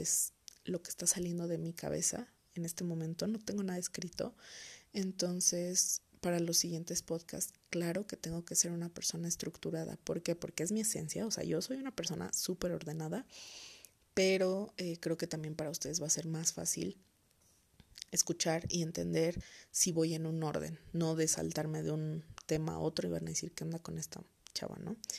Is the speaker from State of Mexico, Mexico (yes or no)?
yes; Toluca, State of Mexico, Mexico; soy originaria de Toluca, Estado de México